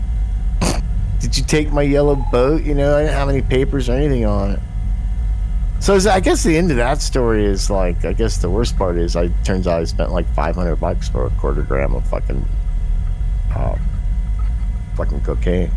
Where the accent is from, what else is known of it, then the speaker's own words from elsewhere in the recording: California, United States; my hometown in California